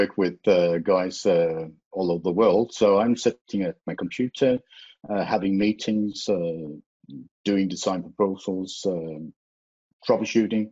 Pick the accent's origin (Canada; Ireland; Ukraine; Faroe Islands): Faroe Islands; English is a second language; now in Denmark; I'm originally from the Faroe Islands